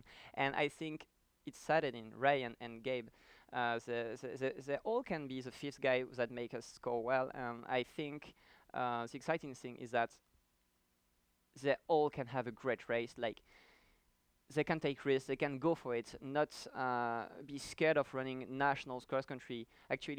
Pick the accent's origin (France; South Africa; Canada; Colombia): France; moved away as an adult; now in United States; I come from France